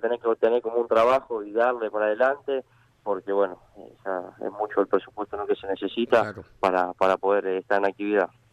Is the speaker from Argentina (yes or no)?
yes; Tapiales, Buenos Aires Province, Argentina; nosotros, si bien somos de Tapiales